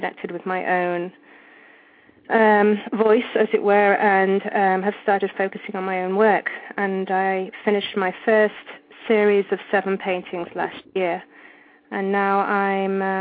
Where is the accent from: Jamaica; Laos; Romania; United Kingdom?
United Kingdom; England; accent: British; moved away; I grew up in England, as you probably can tell.